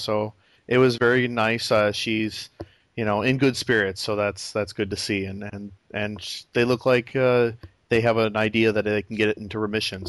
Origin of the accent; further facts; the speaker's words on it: Chicago, Illinois, United States; moved away; I was took a trip back to my hometown of Chicago